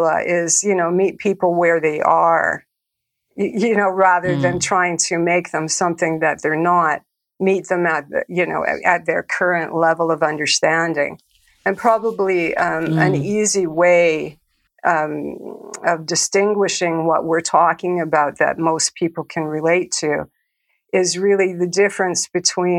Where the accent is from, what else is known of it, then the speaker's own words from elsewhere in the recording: Calgary, Alberta, Canada; I grew up in a city called Calgary